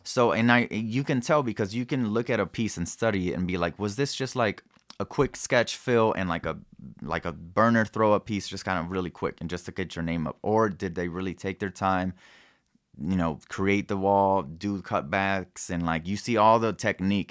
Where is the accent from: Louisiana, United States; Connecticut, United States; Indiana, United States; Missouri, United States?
Missouri, United States; Kansas City; also born or lived in Mexico / New York / Denver; it was my neighborhood that I grew up in, and I was able to take over, uh, my family house where I grew up